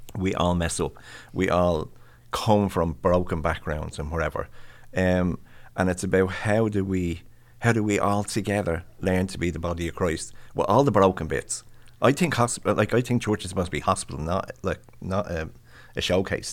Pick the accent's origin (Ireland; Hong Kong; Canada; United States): Ireland; I'm Irish.